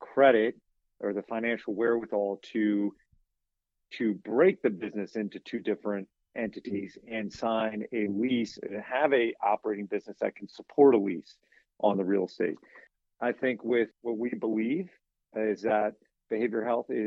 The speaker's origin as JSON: {"language": "English", "country": "United States", "tie": "born or raised there", "said": "I'm from a really small community in Western Virginia"}